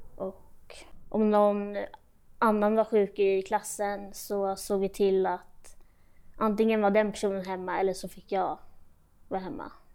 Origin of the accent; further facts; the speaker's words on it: Sweden; also born or lived in Austria / Switzerland / Brazil; i Österrike, där jag är född. Och sen flyttade vi till Schweiz, och sen efter det Brasilien, och sen, eh, hem till Sverige, och då var jag fyra.